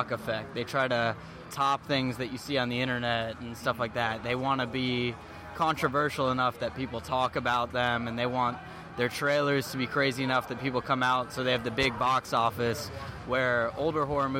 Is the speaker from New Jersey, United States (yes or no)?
no; Harrisburg, Pennsylvania, United States; I'm from Harrisburg, Pennsylvania